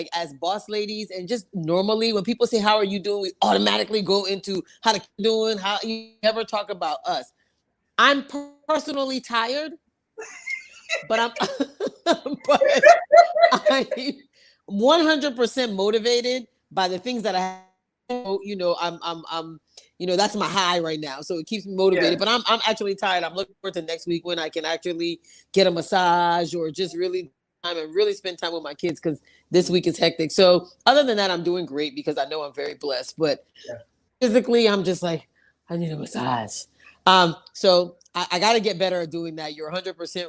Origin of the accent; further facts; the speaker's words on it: New York City, New York, United States; also born or lived in Liberia; I grew up in Manhattan, actually. I grew up on 65th Street between 2nd and 3rd Avenue